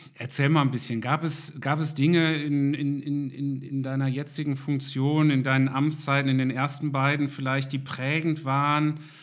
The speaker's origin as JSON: {"language": "German", "country": "Germany", "said": "uns manchmal als Deutsche, wir sind ja sehr genau"}